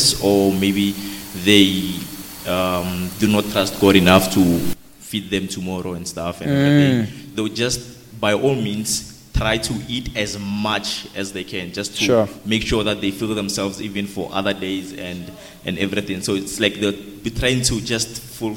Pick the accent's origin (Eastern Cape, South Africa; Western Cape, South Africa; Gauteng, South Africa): Gauteng, South Africa; Pretoria; Born in Pretoria, currently studying LLB at the University of Pretoria